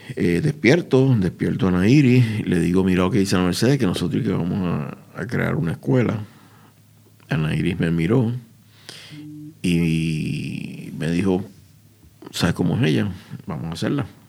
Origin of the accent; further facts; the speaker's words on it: Puerto Rico; Nuestra escuela es un centro de educación alternativa en mi país, Puerto Rico